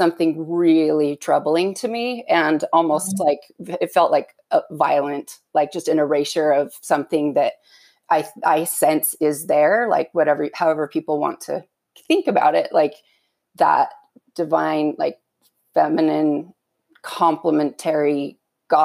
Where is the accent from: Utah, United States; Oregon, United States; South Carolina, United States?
Utah, United States; I was born and raised LDS in Utah.